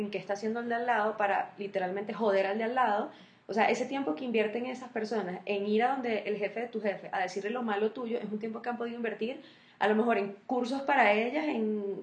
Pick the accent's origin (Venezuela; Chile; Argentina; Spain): Venezuela; ni sabe que yo soy de Venezuela y que no soy de Colombia